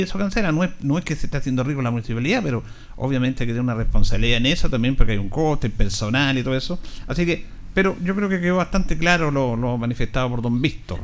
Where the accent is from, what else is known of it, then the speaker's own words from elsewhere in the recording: Linares, Maule, Chile; somos del barrio, de Arturo Bray